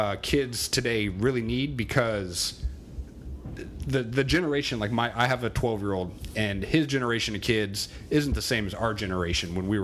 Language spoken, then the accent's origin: English; Albany, Oregon, United States; also born or lived in Southern California / Boston; I grew up in Albany.